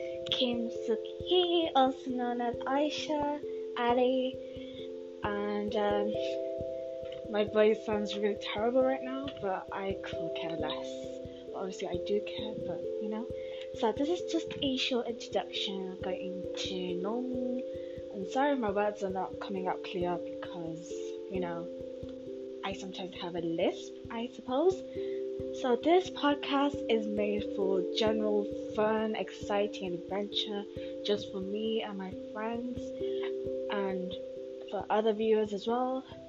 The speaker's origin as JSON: {"language": "English", "country": "United Kingdom", "said": "I am from the UK and I am British"}